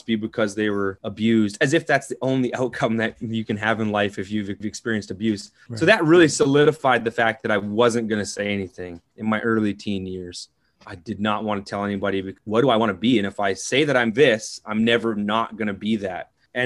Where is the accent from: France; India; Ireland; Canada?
Canada; Southern Ontario; So I grew up in Southern Ontario, farming, agriculture community.